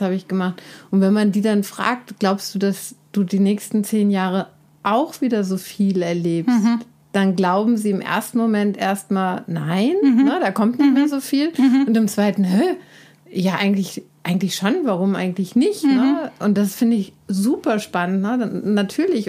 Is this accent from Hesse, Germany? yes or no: yes; Ödelsheim, Hesse, Germany; moved away; das Kaff Ödelsheim. Ne, wo ich herkomme, im Weserbergland, Middle of Nowhere in, in Deutschland